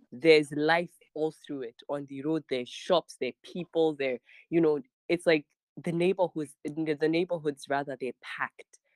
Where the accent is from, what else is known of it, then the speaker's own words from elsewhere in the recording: Abuja, Federal Capital Territory, Nigeria; also born or lived in Niger State / Kebbi / Sokoto; I was born in Niger State. Um, I grew up um, and still currently live in Abuja, but my father is from Kebbi